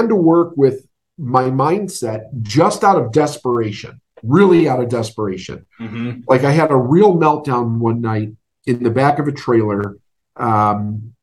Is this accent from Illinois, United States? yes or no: yes; Chicago, Illinois, United States; I'm from Chicago. Growing up was very interesting.